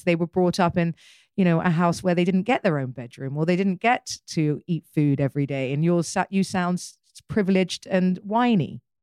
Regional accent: United Kingdom; I'm British

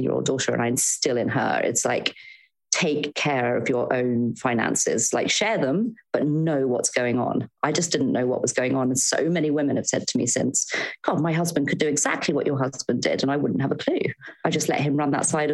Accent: Devon, South West England, United Kingdom; moved away as an adult; also born or lived in London; I'm from Devon originally. And my goodness, if you'd told my 18-year-old self that my 40-year-old self would be living back in Devon

